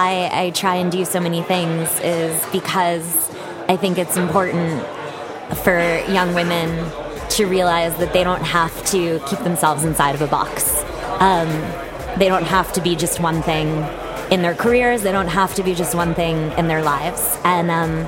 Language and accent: English; Andover, Massachusetts, United States; now in New York City, United States; I am from a little town in Massachusetts called Andover. It's about 20 minutes outside of Boston